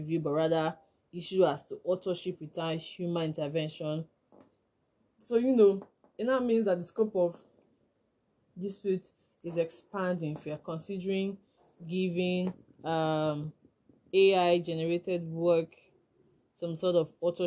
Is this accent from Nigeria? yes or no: yes; Nigeria; I'm a Nigerian intellectual property lawyer